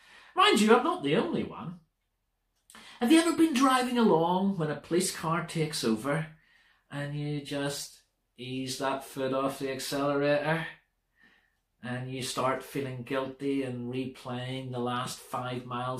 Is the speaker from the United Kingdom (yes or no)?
yes; United Kingdom; British people being British people